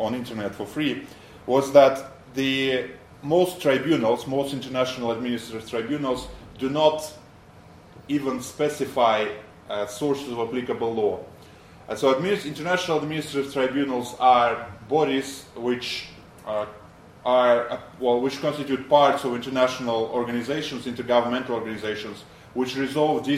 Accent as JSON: {"language": "English", "country": "Belarus", "also_born_or_lived": "United States", "moved": "as an adult", "lives_now": "London, United Kingdom", "said": "I come from Belarus originally"}